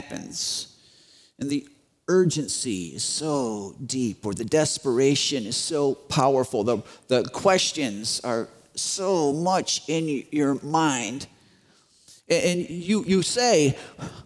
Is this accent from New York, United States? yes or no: no; Chicago, Illinois, United States; I grew up in Chicago, very, very, very, very Roman Catholic area